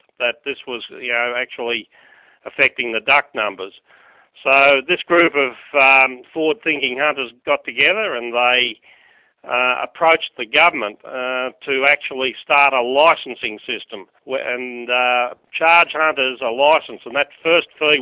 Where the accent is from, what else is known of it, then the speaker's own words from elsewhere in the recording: Australia; I grew up on the Murray River, and of course our family had a farm